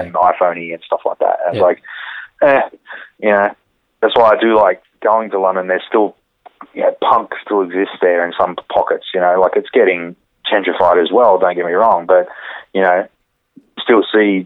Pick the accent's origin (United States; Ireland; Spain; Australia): Australia; Campbelltown, New South Wales; also born or lived in Dural; I grew up in Campbelltown